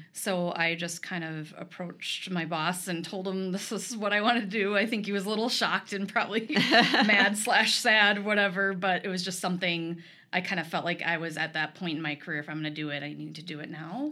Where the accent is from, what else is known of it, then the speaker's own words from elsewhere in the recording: Rochester, Minnesota, United States; also born or lived in Eyota, Minnesota; I was born and raised here.